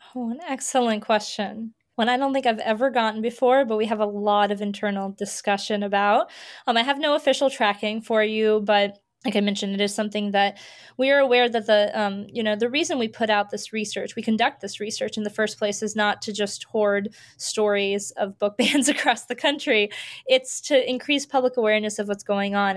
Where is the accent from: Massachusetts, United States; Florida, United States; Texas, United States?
Florida, United States; I grew up in Florida